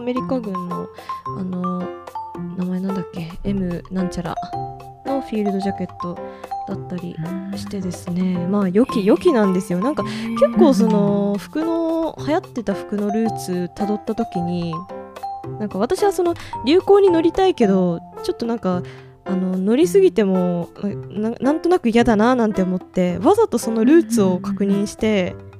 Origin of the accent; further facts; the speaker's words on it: Hokkaido, Japan; 実家の近くにアイヌアイヌの資料館が